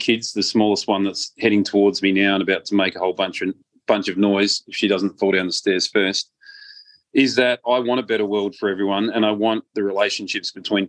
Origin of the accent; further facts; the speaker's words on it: Australia; also born or lived in Malta; I'm an Australian and a Maltese citizen